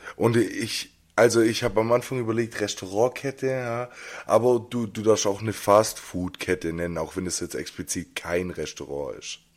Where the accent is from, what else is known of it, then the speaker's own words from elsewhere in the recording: Jungingen, Baden-Württemberg, Germany; Als ich 14, 15 war, habe ich angefangen, bei uns in Jungingen ins Jugendzentrum zu gehen.